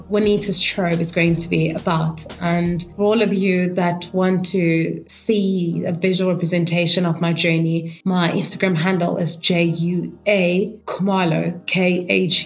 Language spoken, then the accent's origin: English; Kimberley, Northern Cape, South Africa; moved away as an adult; also born or lived in Johannesburg; I come from a small town called Kimberley, and I grew up in Kimberley.